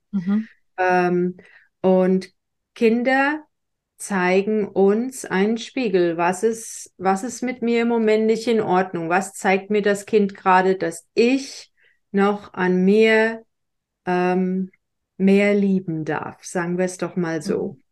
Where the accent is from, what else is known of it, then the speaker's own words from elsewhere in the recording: Germany; ich bin in Deutschland groß geworden, katholisch